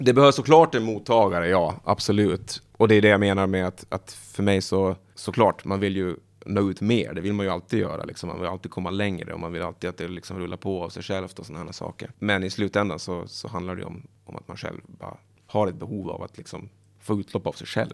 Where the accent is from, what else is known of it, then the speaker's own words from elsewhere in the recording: Åland Islands; moved away; Jag är från Åland men jag pratar inte finska